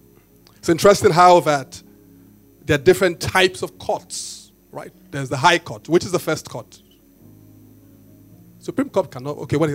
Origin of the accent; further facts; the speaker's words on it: Benin; when you guys know me, I tell you, I grew up in Benin